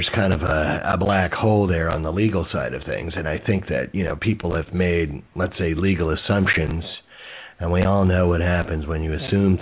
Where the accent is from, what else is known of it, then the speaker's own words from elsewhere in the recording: Jersey City, New Jersey, United States; I was born next door in Jersey City, which is even more of a garden spot in the Garden State